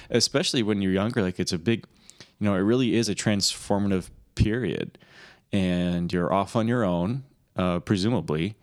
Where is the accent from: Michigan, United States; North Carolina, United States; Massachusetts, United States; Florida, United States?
Michigan, United States; accent: Michigan accent; I'm from Michigan